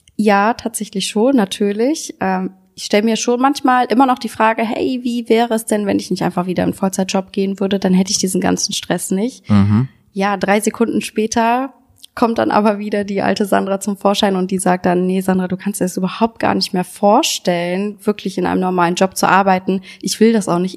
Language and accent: German; Solingen, North Rhine-Westphalia, Germany; Ich komme aus Solingen, wie ihr jetzt schon wisst